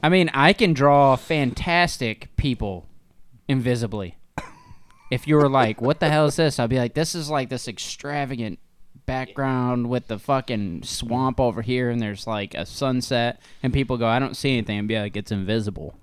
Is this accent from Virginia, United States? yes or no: no; Northern Ohio, United States; we're from Ohio, Northern Ohio, right? Yeah. That's where we're based